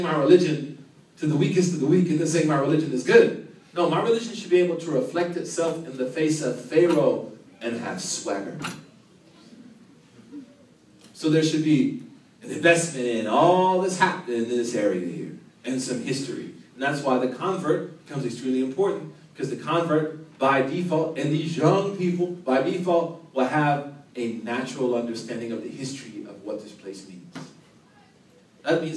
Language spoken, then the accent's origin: English; Oklahoma, United States; moved away as an adult; also born or lived in the South; I was from Oklahoma